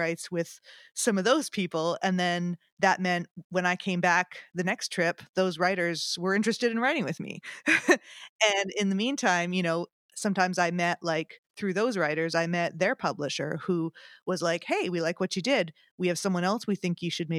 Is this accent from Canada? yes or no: yes; Winnipeg, Manitoba, Canada; moved away as an adult; also born or lived in Toronto, Canada; now in Nashville, United States; I started out in music back in my hometown of Winnipeg